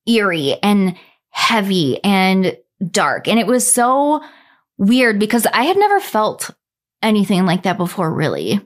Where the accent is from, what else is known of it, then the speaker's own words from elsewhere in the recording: Minnesota, United States; my home state